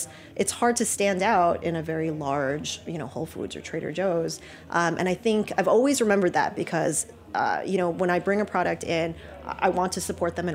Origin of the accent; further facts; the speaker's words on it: Philippines; my background is that I'm Chinese from the Philippines